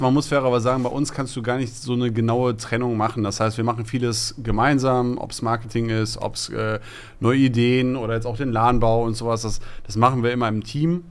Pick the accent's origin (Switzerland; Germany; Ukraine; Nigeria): Germany; Essen, North Rhine-Westphalia; wir kommen aus Borbeck, da sind unsere Wurzeln